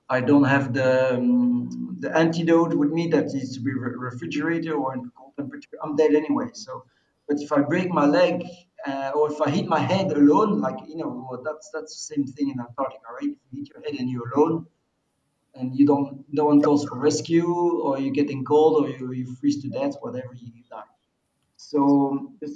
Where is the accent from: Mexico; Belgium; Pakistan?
Belgium; I'm from a small country